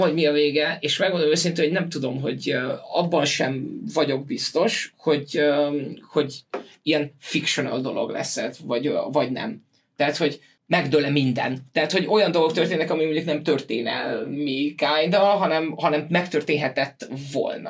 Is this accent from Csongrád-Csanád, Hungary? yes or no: no; Veszprém, Veszprém County, Hungary; Én Veszprémi vagyok